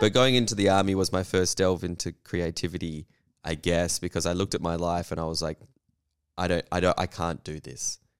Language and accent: English; Western Australia, Australia; I grew up in Western Australia through the, you know, eighties and nineties